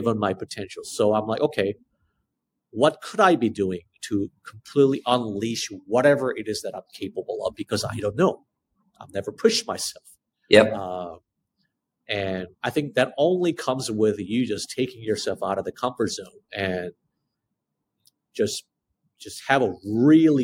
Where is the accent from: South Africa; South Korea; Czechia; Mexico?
South Korea; as an Asian person, you know, who spent child growing up in Korea, under the Korean education system